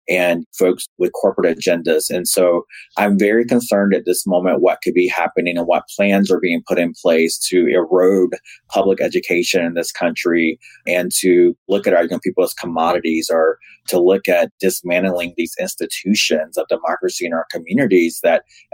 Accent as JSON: {"language": "English", "town": "Raleigh", "region": "North Carolina", "country": "United States", "tie": "born or raised there", "said": "I grew up in Raleigh, North Carolina"}